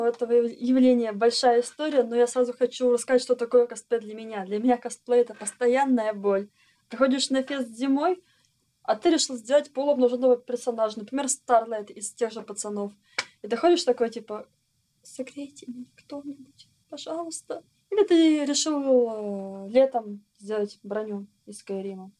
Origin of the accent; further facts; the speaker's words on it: Kirov, Kirov Oblast, Russia; Я из небольшого города, я из Кирова